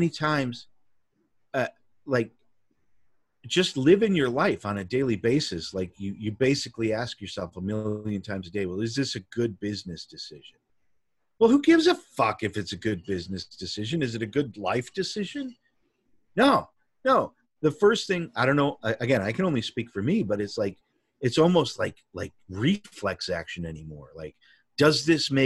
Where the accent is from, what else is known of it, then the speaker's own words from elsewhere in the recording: Chicago, Illinois, United States; I was born in Chicago. I was raised in Chicago. You know, we moved out of the city into the suburbs when I was a teenager